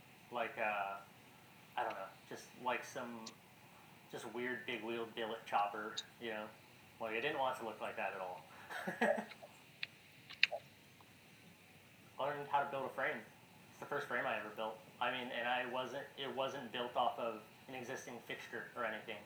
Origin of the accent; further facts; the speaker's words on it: San Antonio, Texas, United States; now in Austin, United States; I'm from San Antonio, Texas originally. Live in Austin, Texas